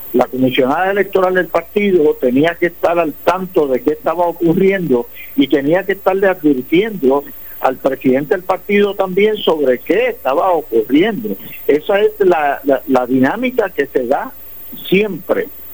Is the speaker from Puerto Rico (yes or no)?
yes; San Lorenzo, Puerto Rico; en San Lorenzo mi pueblo